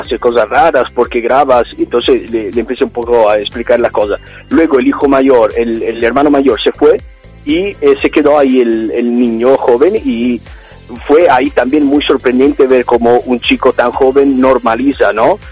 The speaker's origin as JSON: {"language": "Spanish", "country": "Italy", "also_born_or_lived": "Australia", "accent": "Italian", "second_language": "Spanish", "moved": "as an adult", "lives_now": "Barcelona, Spain", "said": "soy italiano y se nota, imagino, desde el acento"}